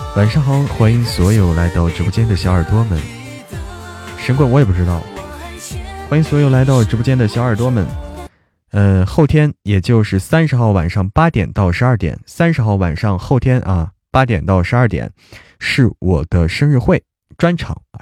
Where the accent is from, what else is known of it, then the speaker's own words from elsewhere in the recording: Zhangjiakou, Hebei, China; 河北张家口